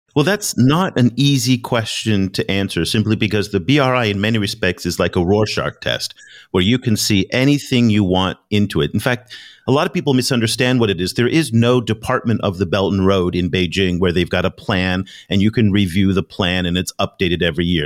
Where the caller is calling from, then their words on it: Ho Chi Minh City, Vietnam; I'm calling you from Ho Chi Minh City, Vietnam, here in Southeast Asia.